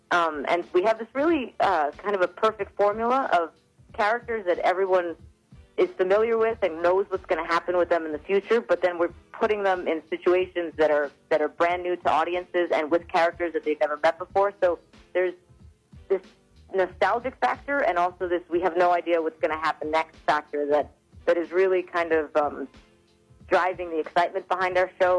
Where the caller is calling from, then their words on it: New York City, New York, United States; I am calling from Queens, New York.